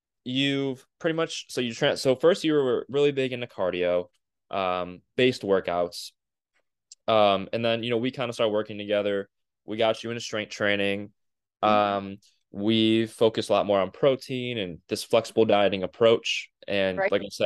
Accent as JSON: {"language": "English", "town": "Cleveland", "region": "Ohio", "country": "United States", "said": "we're from Cleveland."}